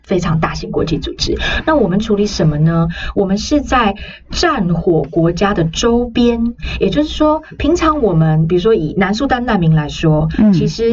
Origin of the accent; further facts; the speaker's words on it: Taiwan; 我来自台湾